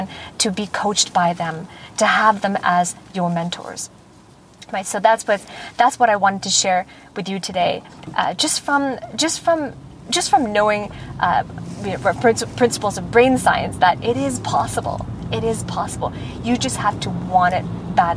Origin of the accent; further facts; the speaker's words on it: Vancouver, British Columbia, Canada; in my hometown in Vancouver